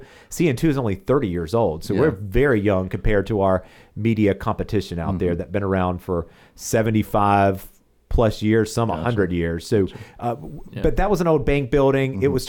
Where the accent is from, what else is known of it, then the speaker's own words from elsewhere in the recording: South Carolina, United States; You know, obviously raised in Chester County, went to high school in South Carolina, college in South Carolina, and all of my jobs have been in South Carolina.